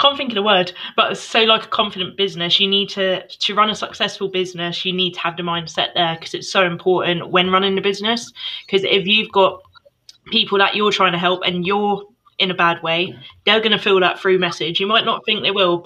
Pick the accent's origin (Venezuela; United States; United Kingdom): United Kingdom; Bedfordshire, East of England; So I'm from the UK, Bedfordshire. So that's where I'm from